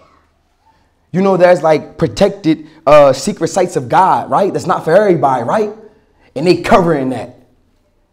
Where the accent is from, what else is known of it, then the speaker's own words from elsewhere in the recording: Atlantic City, New Jersey, United States; I'm from Atlantic City, New Jersey, off the 4300 block